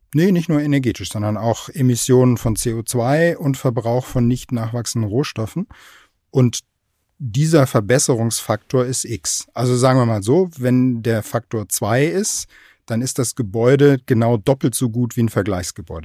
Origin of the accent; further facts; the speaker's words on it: Aachen, North Rhine-Westphalia, Germany; moved away; also born or lived in Kiel; wir sind ja als Region erstens mal Strukturwandel sowieso schon gewohnt. Ne? Wir hatten mal in Aachen Stallindustrie